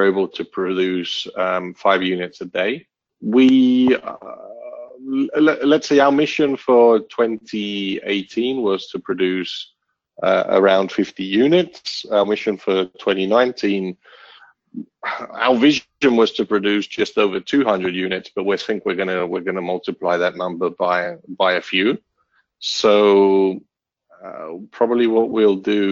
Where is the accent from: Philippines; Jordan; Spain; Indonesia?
Spain; Barcelona, Catalonia; also born or lived in United Kingdom; But Barcelona is my hometown. It feels like home for me. Although I grew up in the UK, at the age of 10